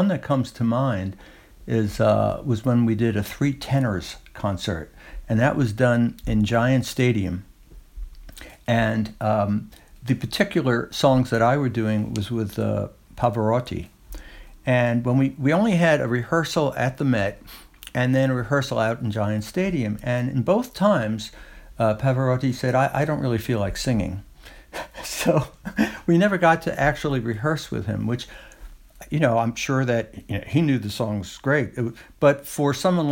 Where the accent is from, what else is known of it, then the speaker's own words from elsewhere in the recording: New York City, New York, United States; moved away as an adult; now in Woodstock, United States; I was born in Brooklyn and lived a good deal of my life in New York City.